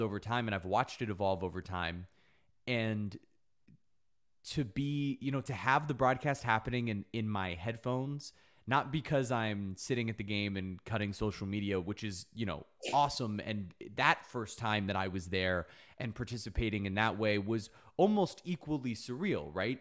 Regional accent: South Florida, United States; I grew up in South Florida

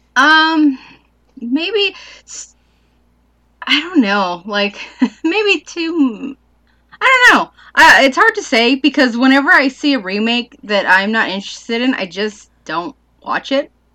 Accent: United States

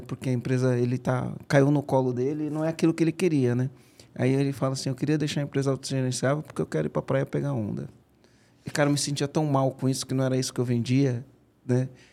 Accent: São Bernardo do Campo, São Paulo, Brazil; lá no Rude Ramos, onde eu cresci

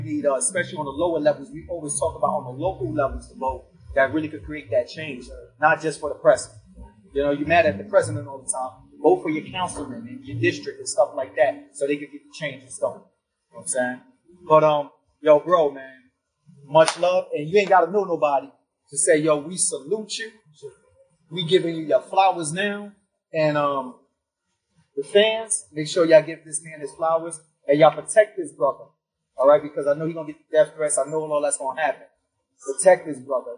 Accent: United States; I'm American

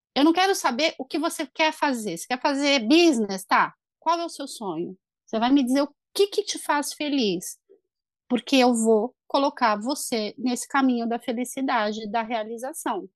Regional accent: Brazil; moved away as an adult; now in Ireland; eu sou brasileiro

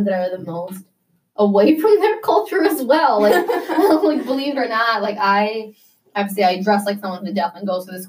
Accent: Vernon Hills, Illinois, United States; I was born and raised in Vernon Hills

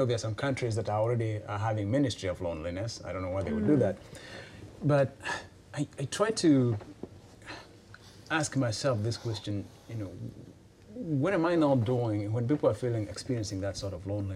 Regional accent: Kenya; I'm from Kenya, and in Kenya we have those villages

